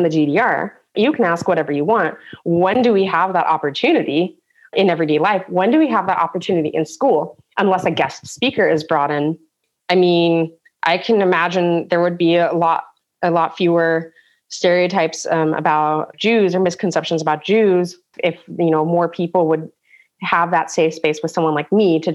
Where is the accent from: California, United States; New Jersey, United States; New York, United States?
California, United States; San Diego; now in Germany; as an American coming from this multi-culti, like a melting pot of San Diego, where we had people from China, India, Mexico